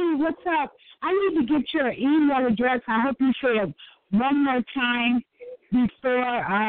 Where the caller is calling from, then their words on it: Illinois, United States; calling from Illinois.